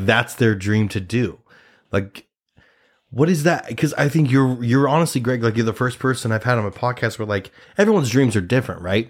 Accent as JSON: {"language": "English", "region": "Nebraska", "country": "United States", "moved": "yes", "lives_now": "New York City, United States", "said": "I'm a Nebraskan. I'm a Nebraska boy. I'm an, I'm from Nebraska"}